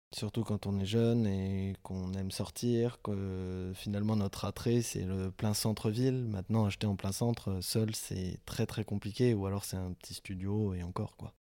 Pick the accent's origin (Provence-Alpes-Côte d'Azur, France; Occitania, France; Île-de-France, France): Occitania, France; Toulouse; on est toulousain